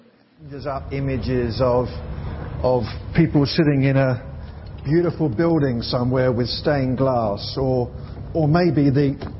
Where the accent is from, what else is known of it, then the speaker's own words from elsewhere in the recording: Oklahoma, United States; I'm from Oklahoma, and it's great to be home.